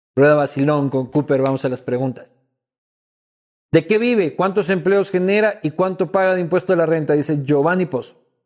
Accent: Ecuador; como ecuatoriano

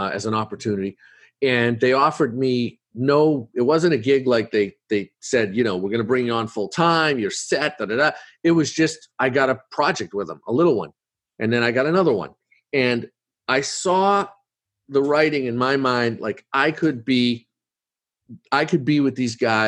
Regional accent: Boston, Massachusetts, United States; I'm from Boston

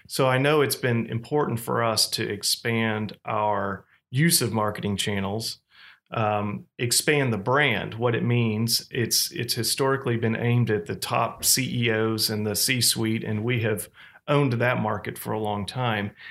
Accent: Fayetteville, Arkansas, United States; moved away as an adult; also born or lived in Oklahoma; Fayetteville, Arkansas, which was my hometown

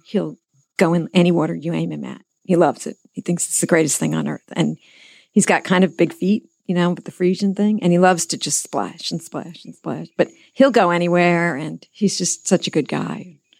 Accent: New York, United States; moved away as an adult; now in Versailles, KY, United States; I'm from New York.

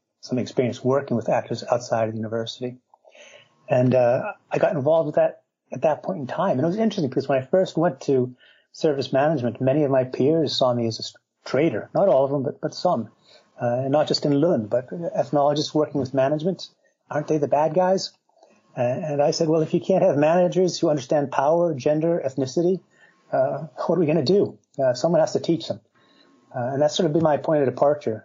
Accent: United States; moved away as an adult; also born or lived in Minnesota; now in Sweden; She was actually Swedish, and I'm American, but she moved over to the United States in the 50s, and I was born a little after that.

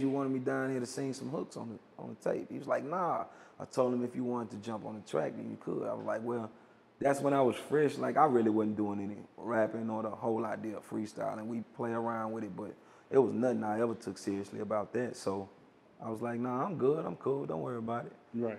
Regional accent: Hearne, Calvert, Texas, United States; I'm from Herndon, Calvert, Texas

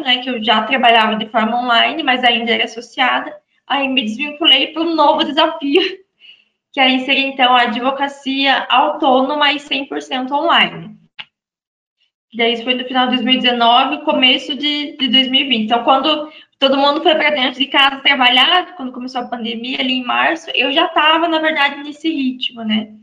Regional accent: Santa Catarina, Brazil; moved away as an adult; Eu sou de Santa Catarina

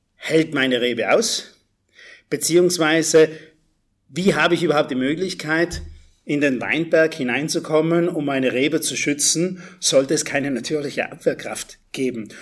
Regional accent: South Tyrol, Trentino-Alto Adige, Italy; ich bin aus Südtirol

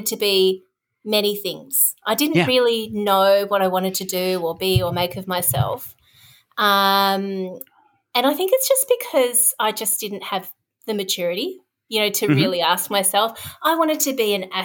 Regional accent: Darwin, Northern Territory, Australia; moved away as an adult; also born or lived in Victoria, Australia; I grew up in Darwin, which is in the Northern Territory, right at the top of Australia, in the tropics

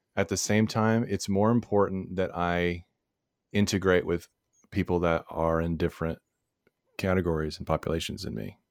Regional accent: Texas, United States; we're both from Texas, so the Bible comes up a lot

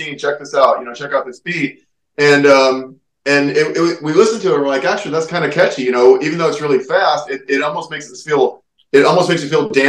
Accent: San Francisco, California, United States; now in Hawaii, United States; I'm originally from San Francisco

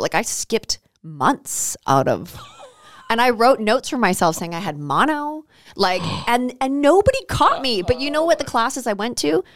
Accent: Canada; I'm Canadian

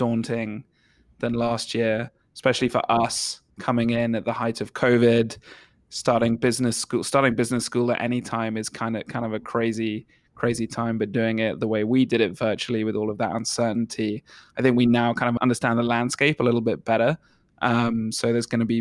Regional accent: England, United Kingdom; moved away as an adult; now in United States; as an English person

